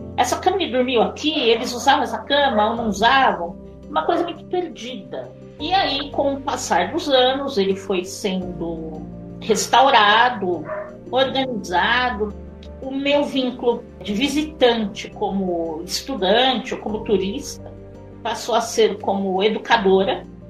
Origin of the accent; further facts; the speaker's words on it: São Paulo, Brazil; moved away as an adult; now in Santana de Parnaíba, Brazil; eu sou brasileira, eu sou de São Paulo, o município também de São Paulo